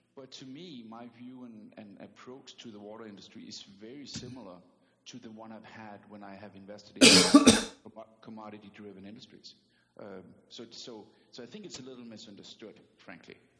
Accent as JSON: {"language": "English", "country": "Denmark", "also_born_or_lived": "New York City", "second_language": "English", "moved": "as an adult", "lives_now": "United States", "said": "I'm from Denmark, so I do still carry an accent"}